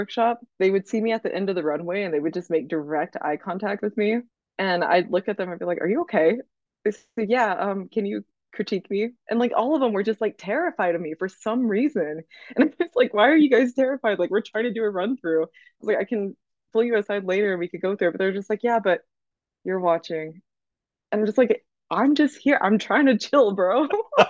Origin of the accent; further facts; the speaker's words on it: Oklahoma, United States; like, shoot, we're in Oklahoma, we're gonna have fun. Okay, like this is gonna be great. We're in my hometown, we're gonna hang out, everyone's gonna see each other.